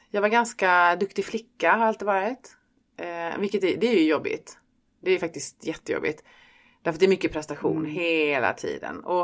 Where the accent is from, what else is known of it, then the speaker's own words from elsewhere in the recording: Stockholm, Stockholm County, Sweden; also born or lived in Skåne; För här säger de att jag är stockholmare och i Stockholm så säger de att jag är en skåning.